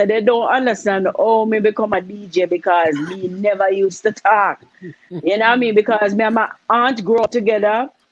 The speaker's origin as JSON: {"language": "English", "town": "Spanish Town", "region": "Saint Catherine", "country": "Jamaica", "tie": "born or raised there", "said": "I was born in Spanish Town, Thompson Penn, to be exact. I'm a home delivery baby."}